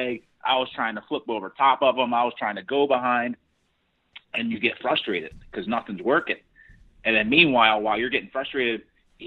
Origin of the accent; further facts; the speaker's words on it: Delaware, United States; moved away as an adult; also born or lived in Virginia / Pennsylvania; now in Fargo, United States; I grew up in Delaware